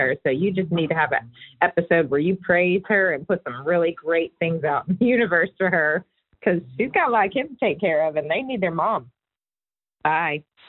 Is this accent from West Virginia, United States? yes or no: no; Atlanta, Georgia, United States; from Atlanta. Um, I was born and raised in Atlanta